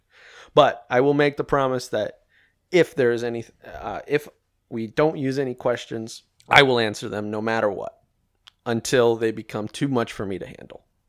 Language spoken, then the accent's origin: English; Midwest, United States; I grew up in the Midwest, what didn't grow up on a farm.